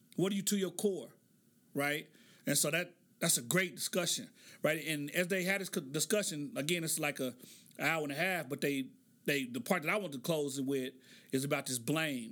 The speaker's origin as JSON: {"language": "English", "town": "Oklahoma City", "region": "Oklahoma", "country": "United States", "tie": "born or raised there"}